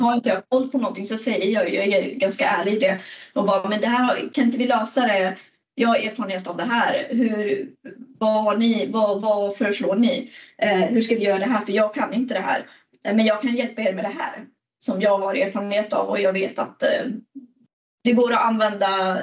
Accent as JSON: {"language": "Swedish", "town": "Stockholm", "region": "Stockholm County", "country": "Sweden", "moved": "as an adult", "lives_now": "Gothenburg, Sweden", "said": "Jag sitter i Göteborg, men jag är från Stockholm"}